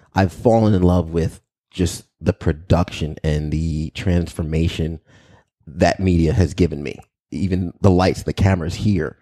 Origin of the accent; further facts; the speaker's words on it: Long Island, New York, United States; also born or lived in Albany, New York; I grew up in Long Island